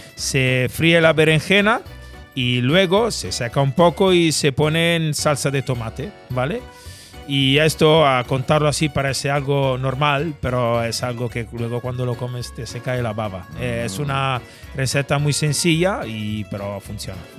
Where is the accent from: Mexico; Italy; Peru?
Italy; moved away as an adult; now in Spain; siendo italiano